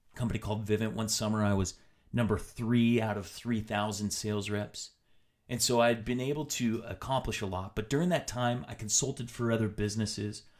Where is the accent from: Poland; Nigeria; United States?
United States; Tri-Cities, Washington; moved away; also born or lived in Utah; I decided to move back to my hometown in, in Washington State, back to the Tri-Cities